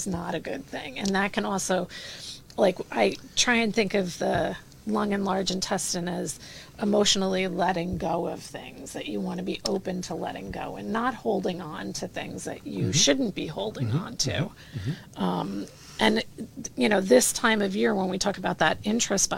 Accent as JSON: {"language": "English", "region": "New Jersey", "country": "United States", "said": "I'm from Jersey."}